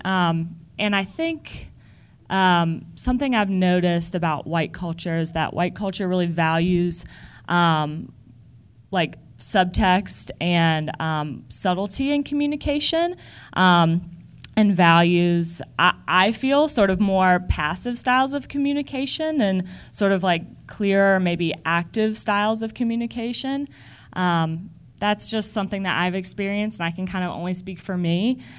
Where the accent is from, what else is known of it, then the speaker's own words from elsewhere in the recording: the South, United States; growing up in the South